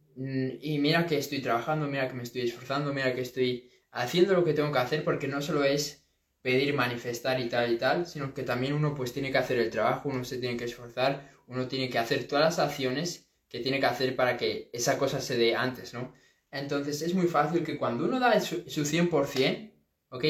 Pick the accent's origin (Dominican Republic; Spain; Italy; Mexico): Spain; A Coruña, Galicia; de aquí, de, de, esta zona, de Coruña, de, bueno, de donde yo soy